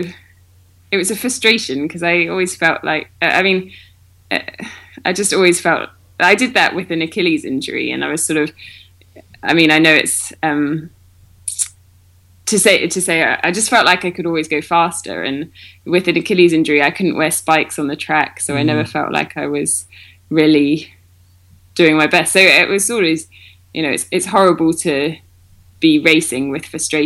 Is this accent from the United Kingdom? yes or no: yes; United Kingdom; also born or lived in Bath; I'm one of many Brits